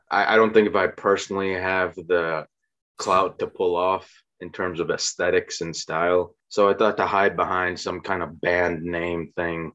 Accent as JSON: {"language": "English", "town": "Naperville", "region": "Illinois", "country": "United States", "tie": "born or raised there", "also_born_or_lived": "Clarendon Hills, Illinois / Bolingbrook, Illinois / Plainfield, Illinois / Chicago, Illinois", "moved": "as an adult", "lives_now": "Charlotte, United States", "said": "I am from the suburbs of Chicago, born and raised"}